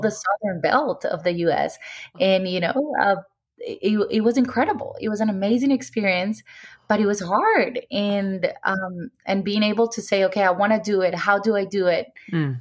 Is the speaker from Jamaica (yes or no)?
no; Cartagena, Bolívar, Colombia; also born or lived in Medellín, Colombia; I grew up in Cartagena with my parents